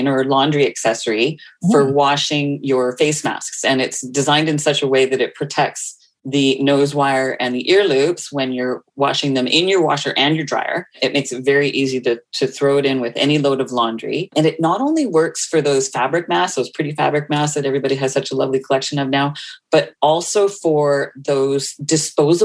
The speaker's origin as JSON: {"language": "English", "town": "North Vancouver", "region": "British Columbia", "country": "Canada", "tie": "born or raised there", "said": "from Vancouver, born and raised here in Vancouver, in North Vancouver, actually"}